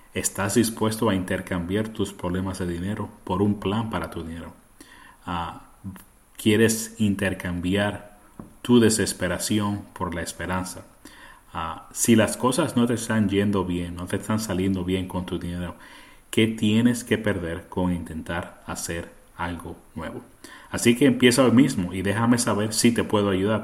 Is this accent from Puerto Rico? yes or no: yes; Puerto Rico; first language Spanish; now in United States; yo crecí en Puerto Rico, así que el español es mi primer idioma, pero estoy en los Estados Unidos desde el 1991